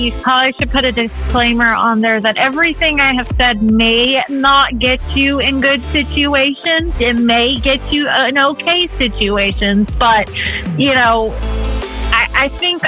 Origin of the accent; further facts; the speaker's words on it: California, United States; moved away as an adult; now in Texas, United States; my home state